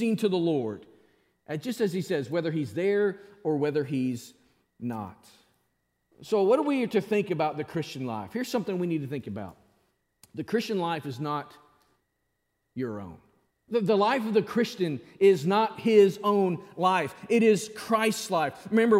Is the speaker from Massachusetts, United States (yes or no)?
no; Springdale, Arkansas, United States; moved away; There's nothing better than Springdale. That's my hometown back in Arkansas.